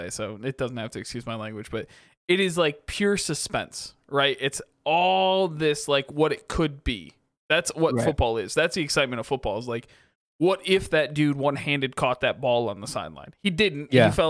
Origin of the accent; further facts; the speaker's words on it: Michigan, United States; also born or lived in Connecticut; The problem is all of my parents are from Michigan. Yep. They all watch the Lions.